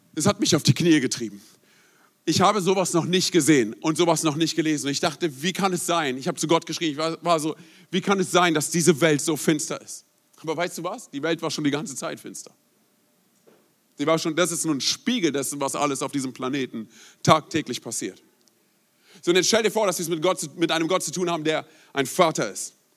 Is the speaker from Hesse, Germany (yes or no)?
no; Berlin, Germany; moved away; also born or lived in Rhein-Main area; Ich bin gebürtiger Berliner